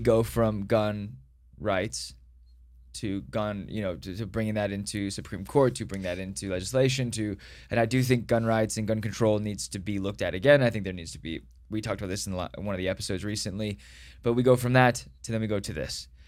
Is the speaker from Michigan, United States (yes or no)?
no; Dallas, Texas, United States; I was born in Dallas